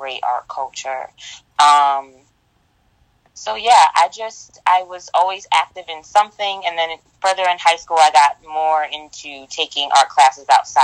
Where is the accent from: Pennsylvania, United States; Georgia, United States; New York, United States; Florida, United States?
New York, United States; Rochester; I grew up in Rochester, New York